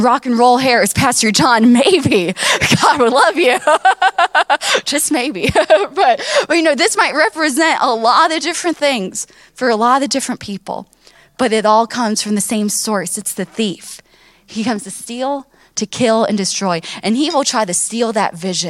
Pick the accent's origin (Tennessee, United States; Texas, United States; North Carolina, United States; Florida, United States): Florida, United States; Miami; I grew up down in Miami where my grandparents and my parents, they have, you know, a wonderful church down there